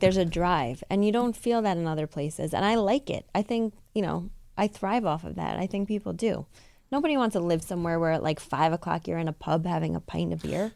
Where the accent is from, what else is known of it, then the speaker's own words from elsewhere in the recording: New York, United States; growing up in New York, especially where I grew up.